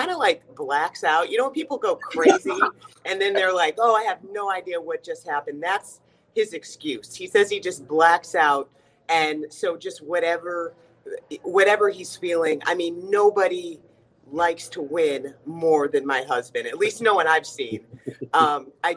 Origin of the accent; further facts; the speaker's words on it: Atlanta, Georgia, United States; moved away as an adult; also born or lived in West Coast / Nevada; now in Fayetteville, United States; I grew up in Atlanta, Georgia.